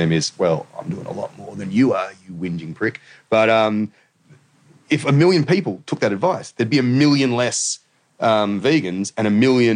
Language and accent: English; the Shire, New South Wales, Australia; I was from the Shire